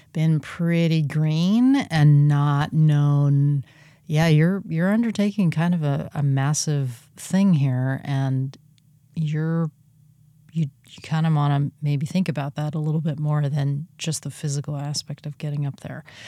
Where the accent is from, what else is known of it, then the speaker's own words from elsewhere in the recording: California, United States; moved away as an adult; also born or lived in Oregon; my home state of California